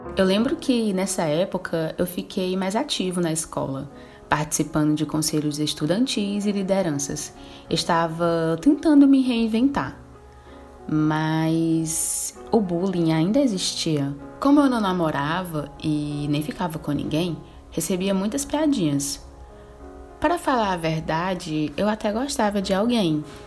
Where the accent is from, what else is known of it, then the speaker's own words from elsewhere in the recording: Fortaleza, Ceará, Brazil; Sempre morei com a família do meu pai na periferia de Fortaleza cidade onde nasci